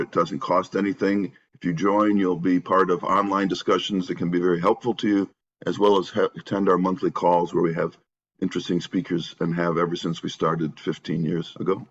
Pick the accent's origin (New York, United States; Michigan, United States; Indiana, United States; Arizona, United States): Michigan, United States; Northville; also born or lived in Santa Barbara, California; my hometown of Northville, Michigan